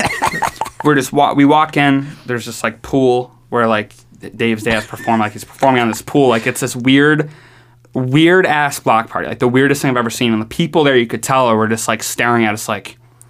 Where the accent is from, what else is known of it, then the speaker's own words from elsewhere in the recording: New York, United States; accent: New York; They said that I had an accent, a New York accent.